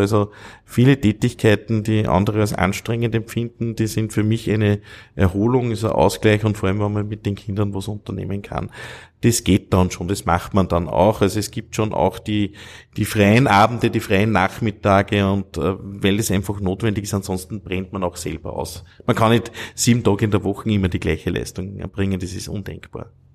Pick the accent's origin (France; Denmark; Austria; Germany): Austria; Steinhaus, Upper Austria; also born or lived in Vienna; meiner Heimatgemeinde Steinhaus äh, bei Wels